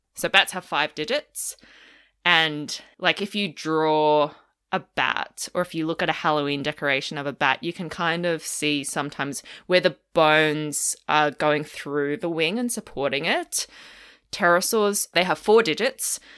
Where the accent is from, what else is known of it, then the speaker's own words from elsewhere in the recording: Melbourne, Victoria, Australia; moved away as an adult; also born or lived in outback Queensland; now in Queensland, Australia; I'm from Melbourne originally